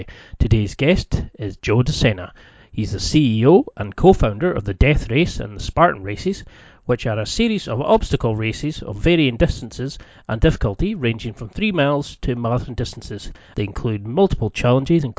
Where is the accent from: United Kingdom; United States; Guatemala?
United Kingdom; the Highlands, Scotland; I grew up in the Highlands